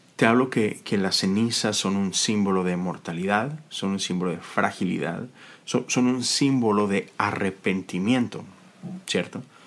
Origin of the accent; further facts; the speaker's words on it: Monterrey, Nuevo León, Mexico; now in United States; todos mis amigos de Monterrey, que es de donde yo soy